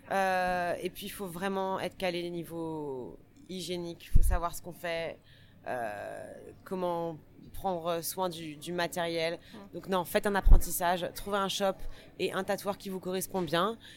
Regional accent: France; accent: French; moved away as an adult; now in New York, United States; j'étais française. voilà, donc j'étais la petite française avec euh, avec mon accent

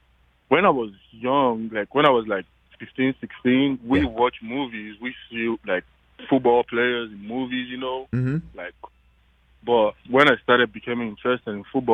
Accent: Makurdi, Benue, Nigeria; moved away as an adult; now in Los Angeles, United States; I'm from Makurdi, Benue State.

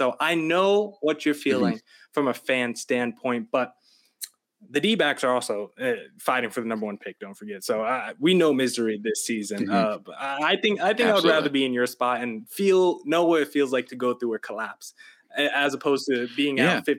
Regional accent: New Jersey, United States; Growing up in New Jersey

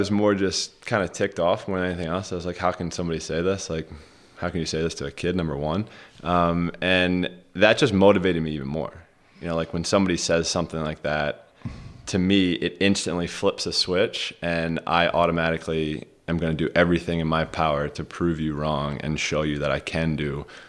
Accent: Rogers Forge, Maryland, United States; We grew up in Rogers Forge, Maryland.

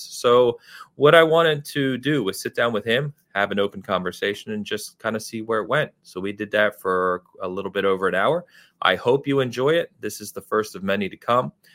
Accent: outside of Philadelphia, Pennsylvania, United States; I, I grew up outside of Philadelphia

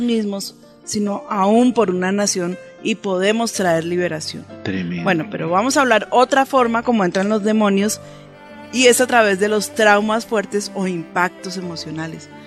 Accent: Colombia

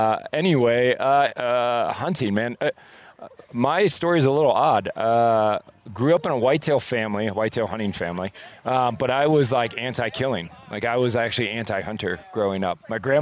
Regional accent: Adirondacks, upstate New York, United States; moved away as an adult; now in Montana, United States; growing up in New York, it was hard to find anyone to go hiking with, even though we lived in the Adirondacks. Like I was at the foot of the Adirondacks, beautiful mountains.

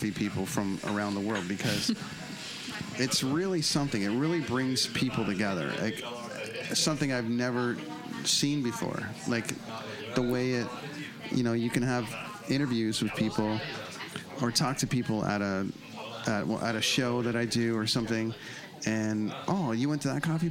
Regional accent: Canada; being from Canada

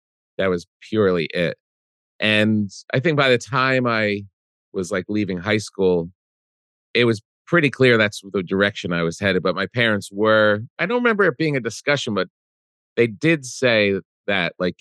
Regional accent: New Jersey, United States; We grew up in New Jersey.

